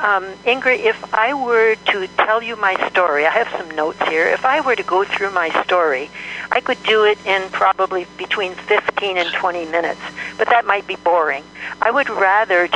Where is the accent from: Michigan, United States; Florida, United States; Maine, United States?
Michigan, United States; moved away as an adult; now in Kamiah, United States; I'm originally from Michigan.